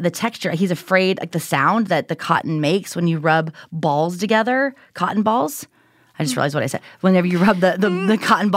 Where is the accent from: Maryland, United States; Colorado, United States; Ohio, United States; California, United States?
Ohio, United States; Southern; moved away; also born or lived in Houston, Texas; growing up in Southern Ohio